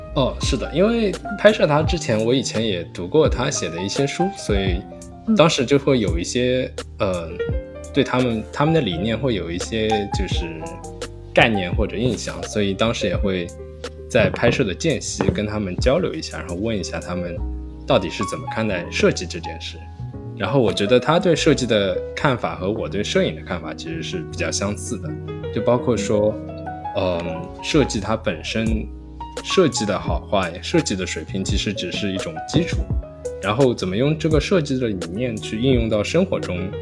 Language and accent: Chinese; Shanghai, China; moved away as an adult; also born or lived in Germany / Ithaca, United States; now in New York, United States; 我是在上海长大，然后， 嗯， 我到了德国读本科。经过四年， 呃， 在德国的经历之后，我就来到了美国。 首先我是在美国的一个小乡村，伊萨卡。然后毕业之后，然后我就来到了纽约